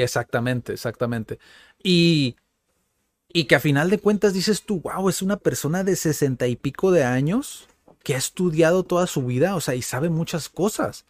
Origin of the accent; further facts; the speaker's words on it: Mexico; soy mexicano